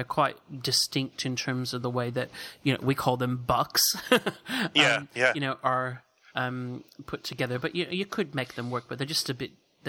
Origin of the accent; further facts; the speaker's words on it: United States; I'm a kid of the 70s, and I grew up in the States in the 70s